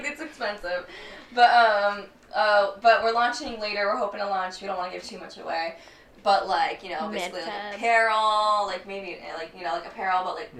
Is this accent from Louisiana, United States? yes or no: no; San Antonio, Texas, United States; also born or lived in Chicago / New York / Virginia; I mean, basically, I've lived here my whole life almost. I mean, I was born in Chicago, and my dad's just kind of kept moving around New York, Virginia, and I was one, and then San Antonio when I was 7 or 6. So, yeah, San Antonio.